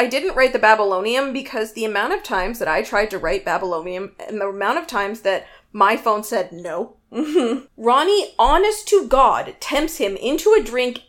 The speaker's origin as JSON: {"language": "English", "country": "Canada", "said": "because I'm Canadian and Robin's Canadian and we all sound the same."}